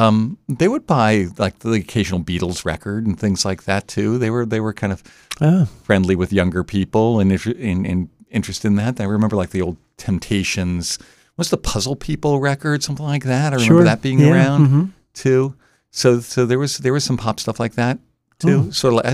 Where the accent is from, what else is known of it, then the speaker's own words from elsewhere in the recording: Delaware, United States; also born or lived in Abington, Pennsylvania / New Jersey; I was born outside of Philadelphia in Abington, Pennsylvania. Moved around a bit when I was a youngster and then ended up in New Jersey when I was a young kid, and then Delaware from like junior high on.